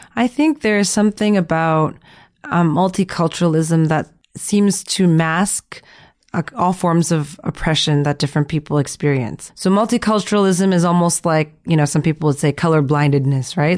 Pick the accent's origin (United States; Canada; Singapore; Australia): Canada; growing up in Canada